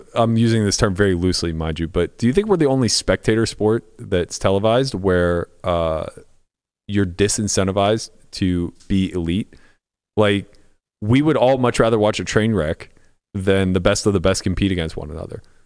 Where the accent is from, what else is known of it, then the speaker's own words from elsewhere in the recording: Pittsburgh, Pennsylvania, United States; I grew up in Pittsburgh